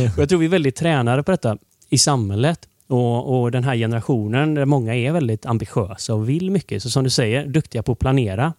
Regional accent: Gothenburg, Västra Götaland, Sweden; jag är uppvuxen i Torslanda IK då, i Torslanda

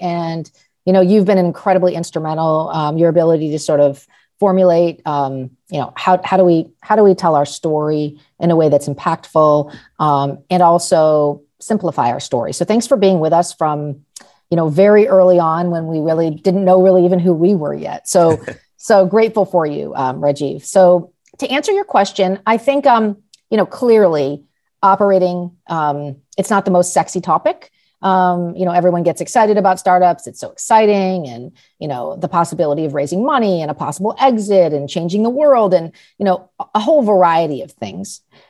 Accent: Los Angeles, California, United States; I grew up in Los Angeles, went to a small private high school in high school in the late 80s.

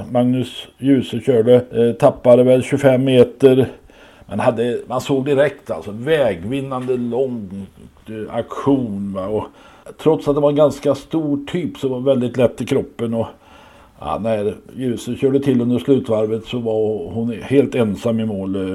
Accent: Sweden; man undrar ju hur vi är funtade vi svenskar som sitter ute när det, och äter när

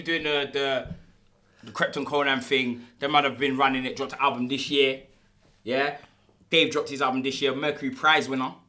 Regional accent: London, United Kingdom; I'm from South London.

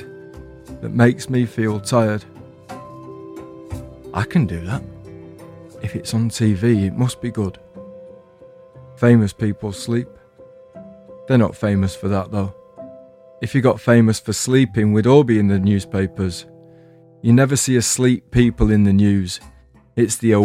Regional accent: England, United Kingdom; I'm English

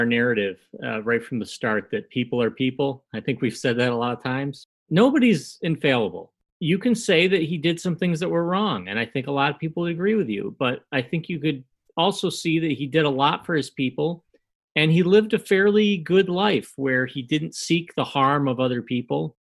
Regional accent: United States; a white American Irishman podcaster's

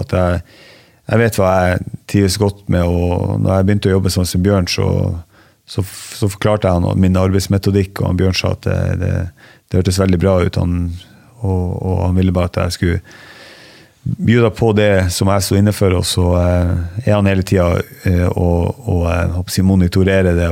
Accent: Ballangen, Nordland, Norway; accent: northern Norwegian; moved away as an adult; also born or lived in Harstad; now in Askim, Norway; Opprinnelig så er jeg fra en plass som heter Ballangen, i, eh, i Nordland. Eh, og så eh, flytta jeg til Harstad da jeg var elleve

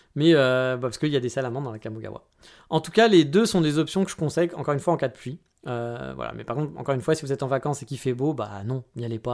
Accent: France; Je suis un bon français

